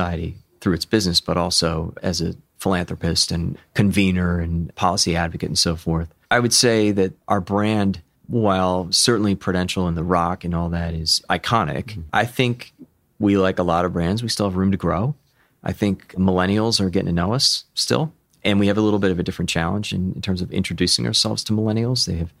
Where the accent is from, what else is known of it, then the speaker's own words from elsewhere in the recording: Chester County, Pennsylvania, United States; also born or lived in Rome, New York; And most of my life in fairly rural Chester County.